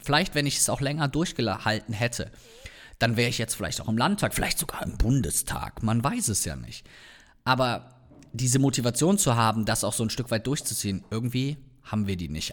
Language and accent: German; North Rhine-Westphalia, Germany; komme ich ja hier aus der Ecke